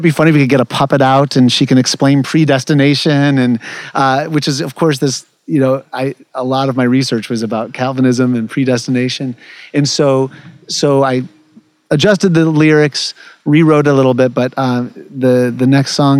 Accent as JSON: {"language": "English", "town": "Ypsilanti", "region": "Michigan", "country": "United States", "tie": "born or raised there", "moved": "as an adult", "said": "I grew up there, it's my hometown"}